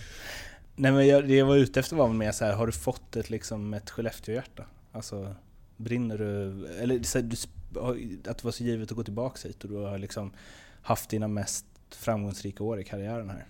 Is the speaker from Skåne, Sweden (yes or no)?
no; Stockholm, Stockholm County, Sweden; moved away; jag är också från Stockholm